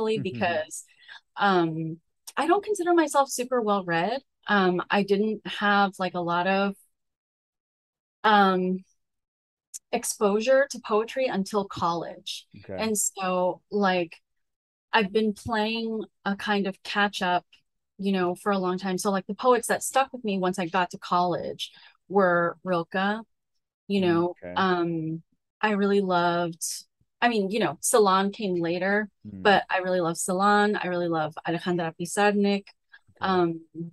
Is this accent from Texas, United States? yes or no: yes; Texas, United States; first language Spanish; English is a second language; I grew up in Texas